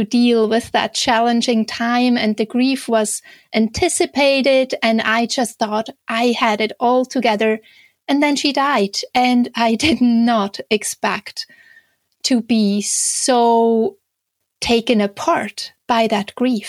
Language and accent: English; Switzerland; English is a second language; moved away as an adult; now in Canada; you might hear a slight little accent in my speech. So I'm originally from Switzerland, but I have been living in Canada for the last 17 years